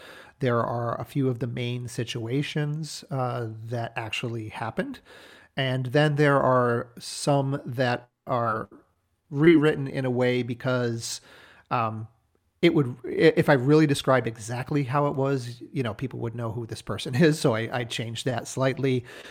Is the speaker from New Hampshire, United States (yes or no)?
yes; New Hampshire, United States; that setting is the house that I grew up in New Hampshire, including the barn where my parents had an antique business for a number of years.